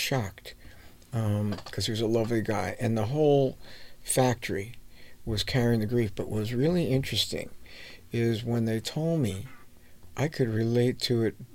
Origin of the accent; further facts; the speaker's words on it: United States; also born or lived in New York; I grew up in New Jersey and New York